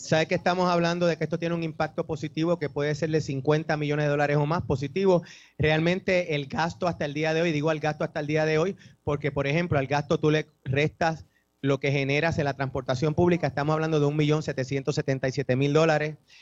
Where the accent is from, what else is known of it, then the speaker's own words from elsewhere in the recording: Puerto Rico; tradiciones que nos definen a nosotros como puertorriqueños